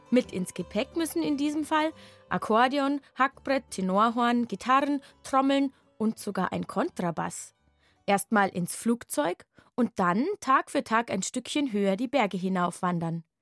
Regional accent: Bavaria, Germany; Volksmusik bei uns in Bayern.

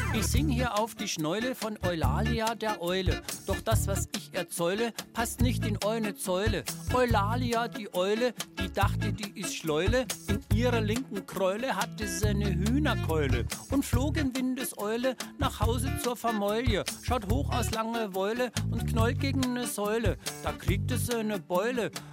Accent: Bavaria, Germany; als Bayer

